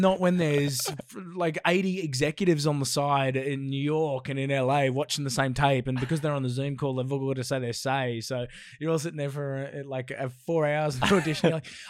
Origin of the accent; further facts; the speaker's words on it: Brisbane, Queensland, Australia; I come from Brizzy